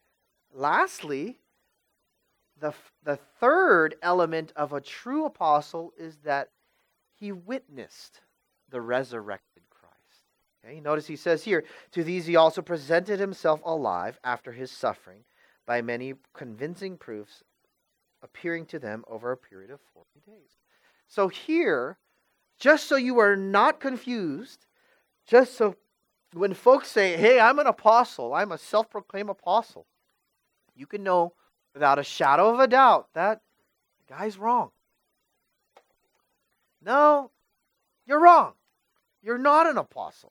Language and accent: English; Vallejo, California, United States; I'm from Vallejo.